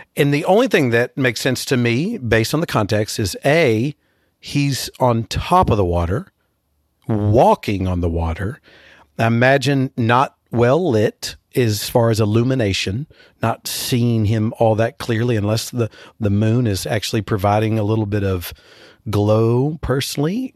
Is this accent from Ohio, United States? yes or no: no; Texas, United States; as a Texan